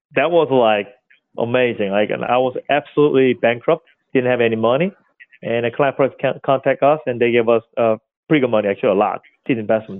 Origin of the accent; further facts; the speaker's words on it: South Korea; English is a second language; moved away as an adult; also born or lived in Seoul, South Korea; now in New York, United States; So I came from South Korea, a suburb area like Charleston in America, seaside area, suburb. I'm like country boy. I grew up at there.